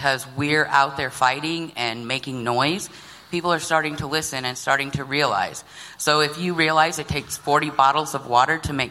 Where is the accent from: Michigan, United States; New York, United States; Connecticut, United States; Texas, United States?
Michigan, United States; Flint; I'm actually from Flint, and I'm a Native American